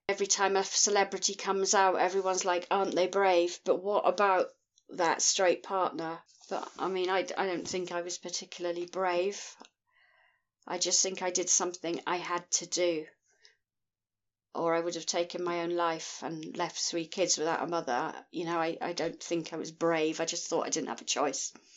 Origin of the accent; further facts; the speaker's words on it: Scotland, United Kingdom; I'm from Scotland in the United Kingdom.